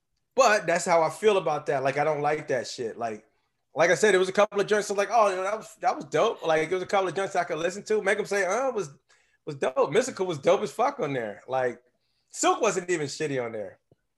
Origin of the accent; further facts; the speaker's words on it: United States; I'm from the New Orleans area, southeast of New Orleans